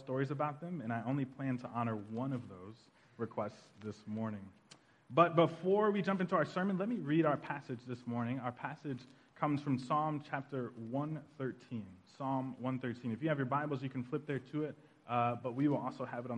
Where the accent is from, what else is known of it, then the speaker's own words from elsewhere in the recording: Tulsa, Oklahoma, United States; moved away; we're all from Tulsa, Oklahoma, and we actually grew up in a pretty traditional Black Baptist church on the north side of Tulsa